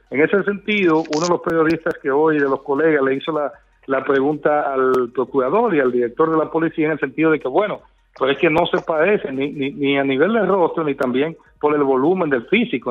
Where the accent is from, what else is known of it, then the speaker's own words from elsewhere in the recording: Dominican Republic; como periodista, como dominicano